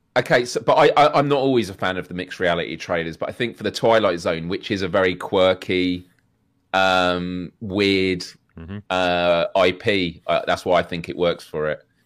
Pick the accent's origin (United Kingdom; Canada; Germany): United Kingdom